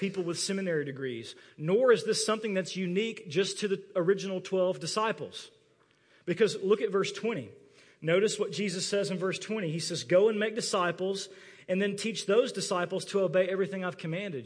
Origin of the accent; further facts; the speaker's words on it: United States; growing up in the American church